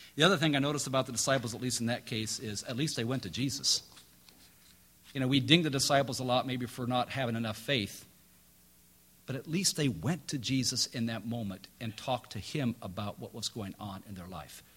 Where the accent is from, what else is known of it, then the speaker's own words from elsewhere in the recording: Midwest, United States; now in North Carolina, United States; I grew up in the Midwest